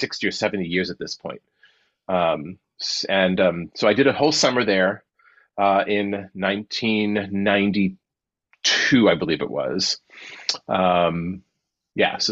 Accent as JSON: {"language": "English", "town": "Worcester", "region": "Massachusetts", "country": "United States", "tie": "born or raised there", "moved": "yes", "said": "I came home because I'm from Worcester, Massachusetts originally."}